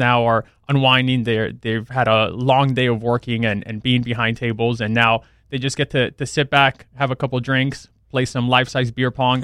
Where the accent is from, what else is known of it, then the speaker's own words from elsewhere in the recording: South Florida, United States; I grew up down in South Florida, went to F I U